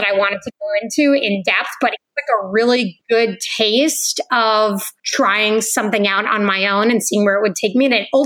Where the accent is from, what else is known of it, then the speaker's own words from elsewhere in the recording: New England, United States; I'm from New England